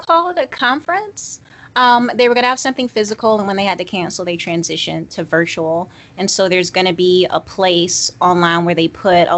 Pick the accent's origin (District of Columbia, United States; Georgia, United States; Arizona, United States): Georgia, United States; I'm from Georgia.